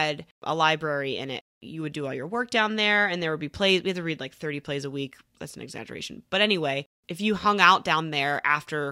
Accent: Horsham, Pennsylvania, United States; moved away; I'm from Horsham, Pennsylvania

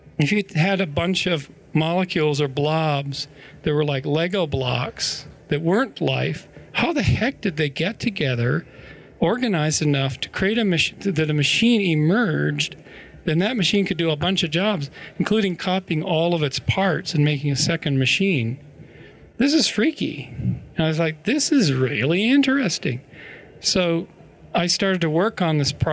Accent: British Columbia, Canada; near where I grew up in British Columbia

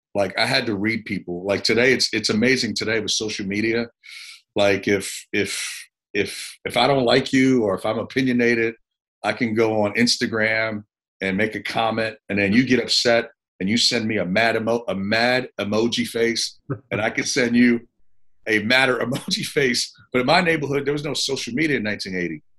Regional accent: New York City, New York, United States; moved away as an adult; also born or lived in Puerto Rico / South Carolina; I was born in Puerto Rico, uh, raised in New York

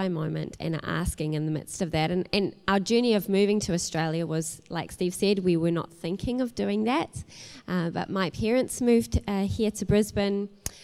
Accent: South Africa; moved away as an adult; also born or lived in New Zealand; I'm not originally from New Zealand, you know, I'm originally from South Africa. And 18 years ago, my family made the move to New Zealand. And at that point, I was a 19-year-old

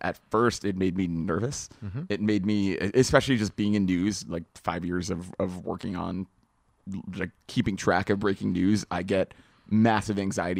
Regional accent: New England, United States; probably by virtue of I grew up in New England and ate that a lot.

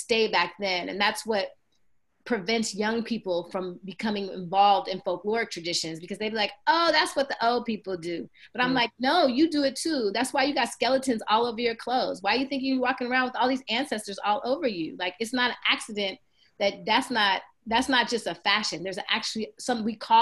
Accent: San Francisco, California, United States; moved away; also born or lived in New York; growing up in San Francisco, you grow up in a community of arts and activism

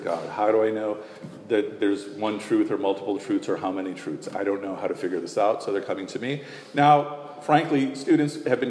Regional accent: Chicago, Illinois, United States; when I was growing up as a kid in Chicago

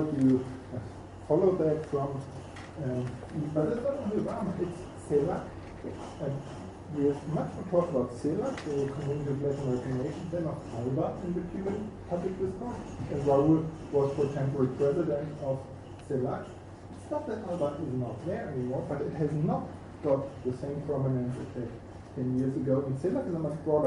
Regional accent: Germany; I'm from Germany

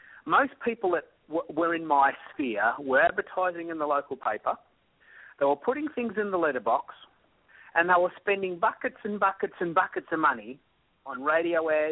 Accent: Australia; I'm an Aussie

